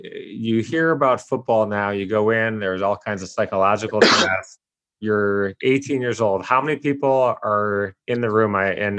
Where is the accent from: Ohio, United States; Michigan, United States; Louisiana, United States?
Michigan, United States; Detroit; I grew up in Detroit.